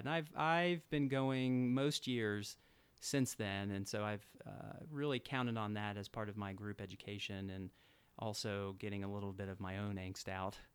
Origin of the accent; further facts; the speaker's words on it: Atlanta, Georgia, United States; moved away; I grew up in Atlanta, Georgia